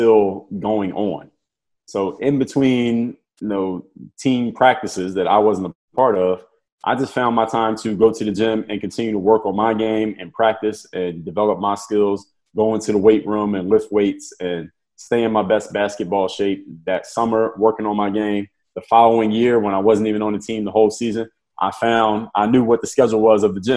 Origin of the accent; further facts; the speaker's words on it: Philadelphia, Pennsylvania, United States; I'm from Philadelphia